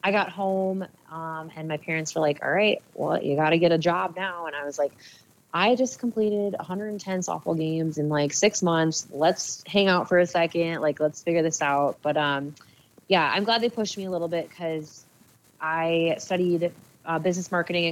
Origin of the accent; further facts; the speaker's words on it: Eagan, Minnesota, United States; settled in a place in Eagan, which was my hometown